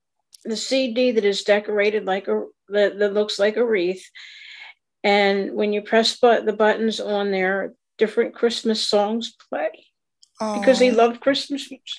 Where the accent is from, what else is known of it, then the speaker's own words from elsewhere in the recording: Pennsylvania, United States; from Pennsylvania, southeastern Pennsylvania.